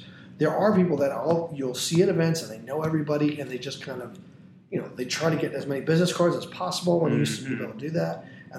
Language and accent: English; Tampa, Florida, United States; If you live in North Tampa and I live in South Tampa, but I grew up in North Tampa, so I know the mall there.